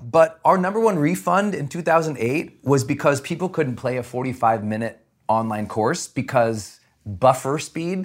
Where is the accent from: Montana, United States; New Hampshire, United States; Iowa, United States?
Montana, United States; Growing up in Montana, we just had nothing